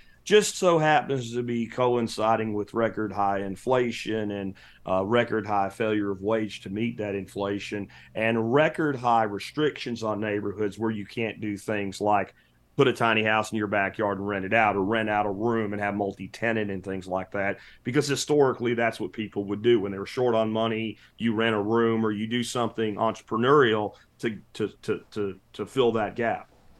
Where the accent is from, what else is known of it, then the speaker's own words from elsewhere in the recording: Pennsylvania, United States; The house that I grew up in Pennsylvania has oak beams in it.